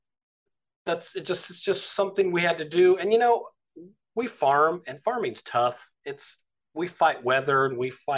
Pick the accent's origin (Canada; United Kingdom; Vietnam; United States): United States; Delano, California; we're farmers from Delano, California